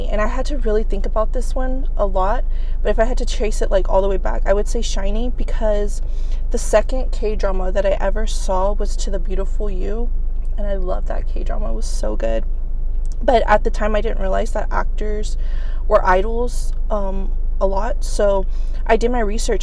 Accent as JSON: {"language": "English", "town": "Houston", "region": "Texas", "country": "United States", "moved": "yes", "lives_now": "Fort Worth, United States", "said": "I'm from Houston, but I currently live in Fort Worth"}